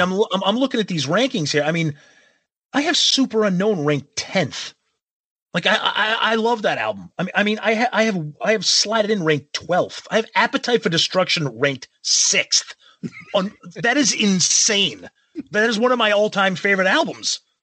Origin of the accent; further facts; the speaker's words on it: Medford, Massachusetts, United States; my hometown of Medford, Mass